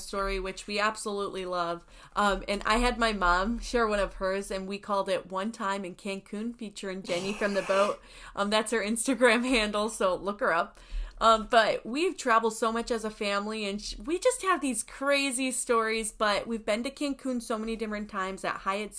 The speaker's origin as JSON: {"language": "English", "region": "Indiana", "country": "United States", "tie": "born or raised there", "moved": "yes", "lives_now": "Florida, United States", "said": "my hometown in Indiana"}